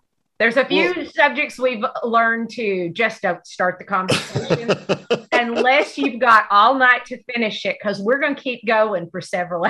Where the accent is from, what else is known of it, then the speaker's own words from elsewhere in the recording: Fort Smith, Arkansas, United States; also born or lived in Texas; But unfortunately, I was born in Fort Smith, Van Buren area, and I've been in Arkansas most of my life. Took a brief hiatus to Texas